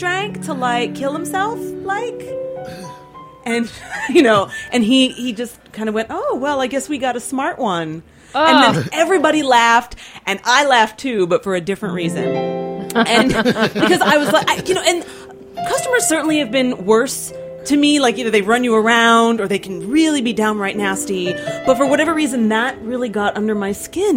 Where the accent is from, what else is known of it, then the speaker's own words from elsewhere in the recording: Nazareth, Pennsylvania, United States; I grew up in Nazareth, Pennsylvania, which is this small town